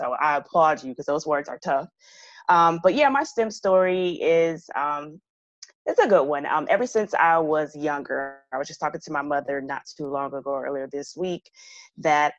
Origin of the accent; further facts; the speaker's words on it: Michigan, United States; moved away as an adult; also born or lived in New Orleans, Louisiana / Elkins Park, Pennsylvania; now in Atlanta, United States; I'm from Michigan